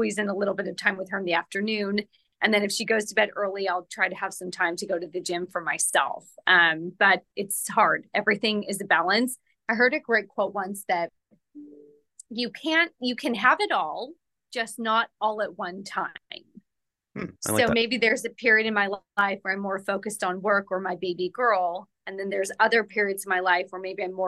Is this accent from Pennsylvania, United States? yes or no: no; Merced, California, United States; I grew up in Merced, California.